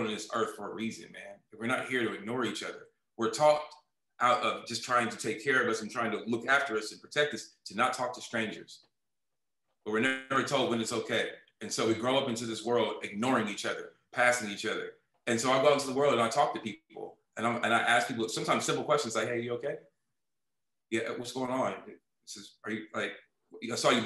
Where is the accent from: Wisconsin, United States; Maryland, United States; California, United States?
California, United States; Oakland; moved away as an adult; also born or lived in New York / Los Angeles; everything was slower now back home in Oakland. So I'm from Oakland